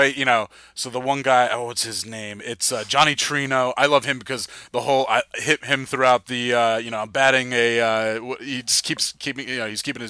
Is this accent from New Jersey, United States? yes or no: yes; New Jersey, United States; I'm from New Jersey.